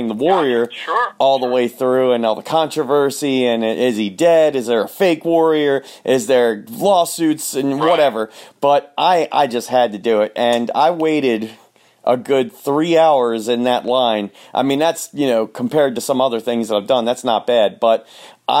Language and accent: English; Baltimore, Maryland, United States; down in Baltimore, Maryland